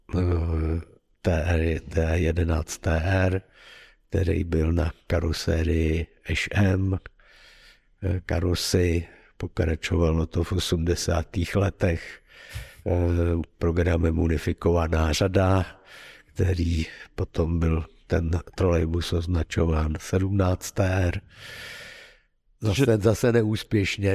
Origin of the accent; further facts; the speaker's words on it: Prague, Czechia; moved away as an adult; also born or lived in Ostrov; jsem původně z Prahy